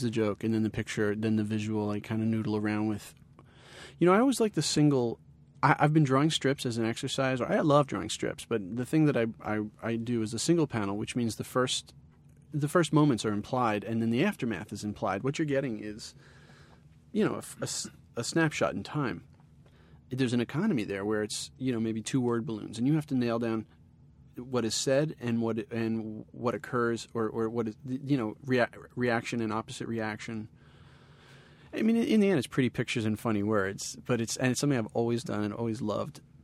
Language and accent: English; New Rochelle, New York, United States; also born or lived in Ithaca; now in Bay Area, United States; I grew up in New Rochelle, which was a half hour north of the city, and it was a very Italian and a very Jewish place to be